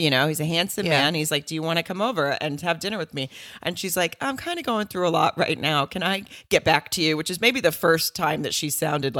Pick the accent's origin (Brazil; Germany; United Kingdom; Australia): Germany; born there; I was born in Germany on the Air Force Base